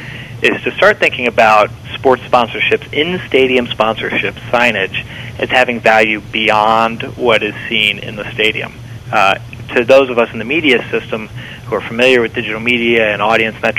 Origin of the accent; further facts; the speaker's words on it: Cincinnati, Ohio, United States; my hometown of Cincinnati